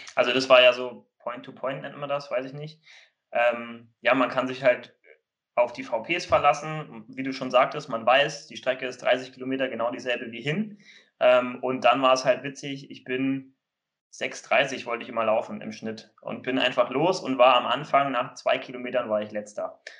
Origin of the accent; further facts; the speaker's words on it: Kiel, Schleswig-Holstein, Germany; ich komme ja aus Kiel